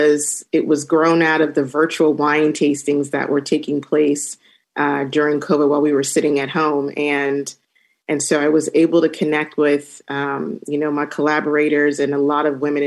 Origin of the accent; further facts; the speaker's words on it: Temecula, California, United States; I grew up in Temecula, and through my exploration of traveling and in my professional journey, you know, I've been drinking a lot of wine.